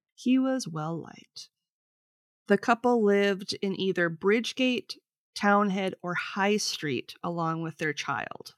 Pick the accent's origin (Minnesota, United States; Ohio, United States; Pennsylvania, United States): Minnesota, United States; we're both from Minnesota